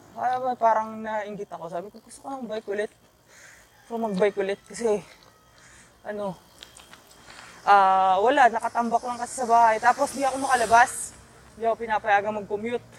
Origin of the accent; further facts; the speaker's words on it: Quezon City, Metro Manila, Philippines; taga QC kasi ako